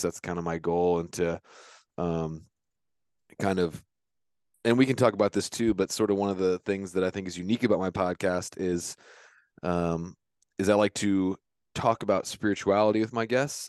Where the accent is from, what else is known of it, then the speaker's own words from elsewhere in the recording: Virginia Beach, Virginia, United States; moved away as an adult; now in Centreville, United States; I grew up in Virginia Beach, Virginia. Now I live in Centerville, which is up near Washington, D C.